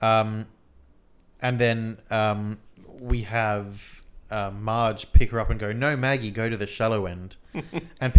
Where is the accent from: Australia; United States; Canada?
Australia; I'm Australian.